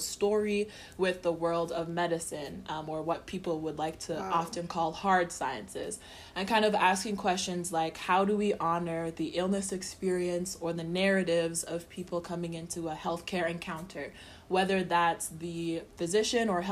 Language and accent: English; Canada; also born or lived in South Africa / Nigeria; I am a Nigerian, Canadian, South African born.